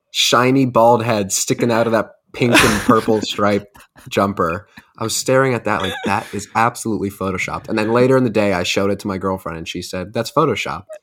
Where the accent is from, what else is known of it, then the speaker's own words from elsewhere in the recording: United States; being an American